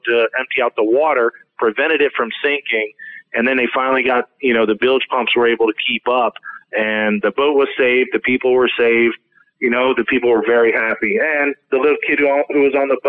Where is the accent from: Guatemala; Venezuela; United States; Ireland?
United States; Florida Keys; growing up in the Keys, like how my kids, you know, who actually work for me as well on my boats, you know, but this is how we grow up.